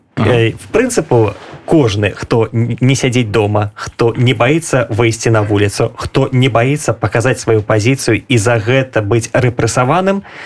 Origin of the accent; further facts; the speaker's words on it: Belarus; мы беларусы